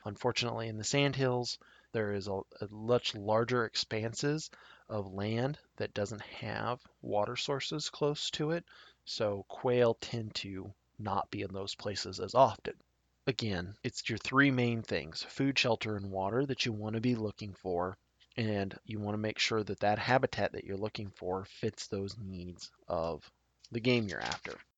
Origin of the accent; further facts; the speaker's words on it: Tri Cities area, south central Nebraska, United States; I grew up in the south central part of the state particularly in the area called the Tri Cities area. The Tri Cities are Grand Island, Hastings, and Kearney